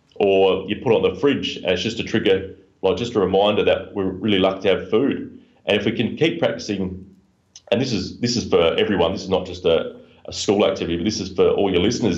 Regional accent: Adelaide, South Australia, Australia; the University of South Australia in my hometown in, in Adelaide, Australia

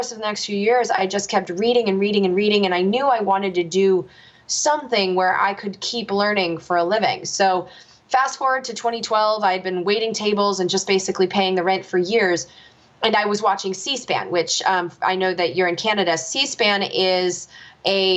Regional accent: United States; as an American

